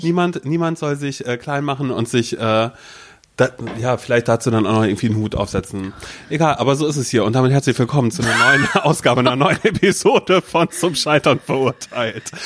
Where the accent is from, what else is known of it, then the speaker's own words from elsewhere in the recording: Mecklenburg-Vorpommern, Germany; ich komme aus Mecklenburg-Vorpommern.